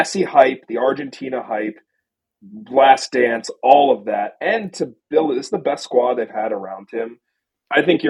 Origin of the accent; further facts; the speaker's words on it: United States; as an American